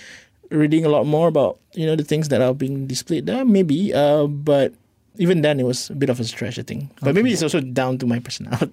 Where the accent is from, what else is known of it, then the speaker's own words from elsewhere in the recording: Malacca City, Malacca, Malaysia; I was from Melaka, so so there are a lot of museums there.